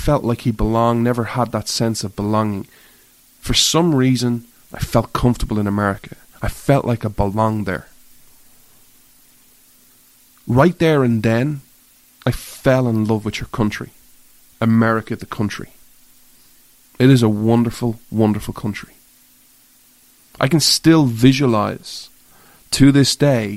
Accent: Ireland; I grew up in Ireland

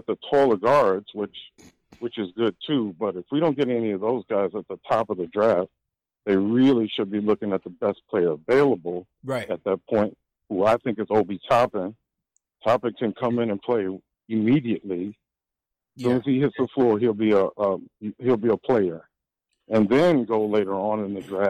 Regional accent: Kentucky, United States; now in Virginia, United States; I'm from Kentucky

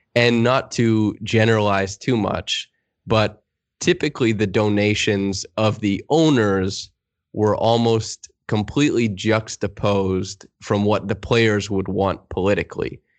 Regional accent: Saskatchewan, Canada; I'm from Saskatchewan

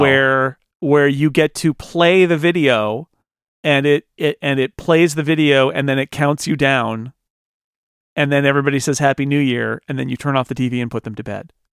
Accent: United States; I'm an American

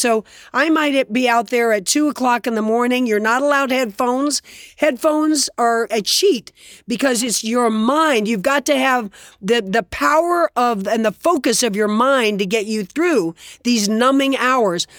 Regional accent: Fort Lauderdale, Florida, United States; also born or lived in New York City; I grew up in Fort Lauderdale, Florida

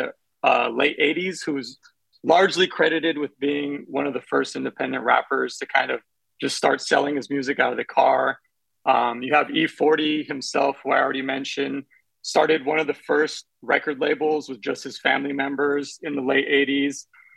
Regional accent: Bay Area, California, United States; moved away as an adult; I grew up in the Bay Area, you know, listening to Bay Area rap in the 90s, and my parents are Mexican immigrants

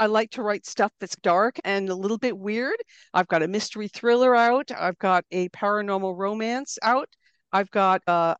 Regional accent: East Coast, United States; also born or lived in New Jersey / Philadelphia / Boston area; I didn't grow up in one place. My family moved around the East Coast of the U.S. a lot. Nothing exotic. It didn't get more exotic than New Jersey and Philadelphia and then the Boston area

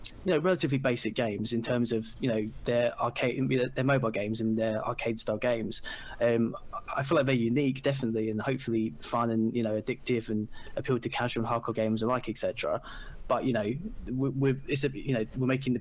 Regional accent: England, United Kingdom; I'm from England and I'm a games designer

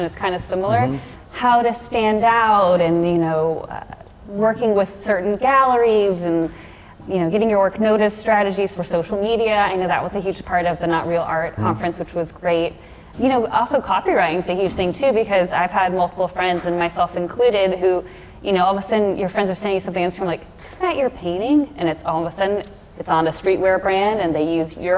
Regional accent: Texas, United States; I'm from Texas

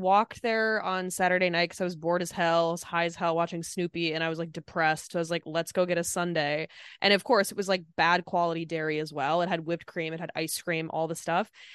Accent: Minnesota, United States; moved away; my home state

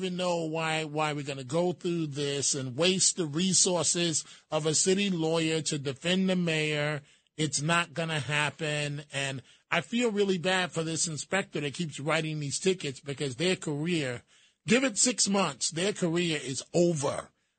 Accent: New York City, New York, United States; I did rap as a young man growing up in the Bronx.

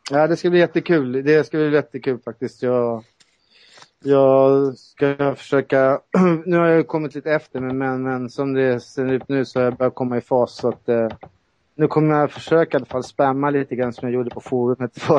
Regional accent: Solna, Stockholm County, Sweden; Ja, jag är 50 bast. Jag kommer från Solna.

